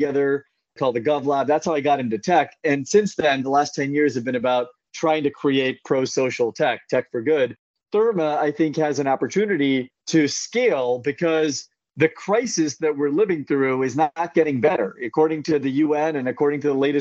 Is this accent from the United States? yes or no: yes; Central California, United States; now in San Francisco, United States; I grew up in Central California